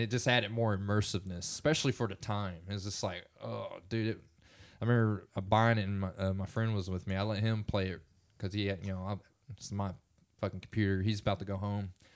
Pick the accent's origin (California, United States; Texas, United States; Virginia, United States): Texas, United States; Springtown; we grew up in Springtown, Texas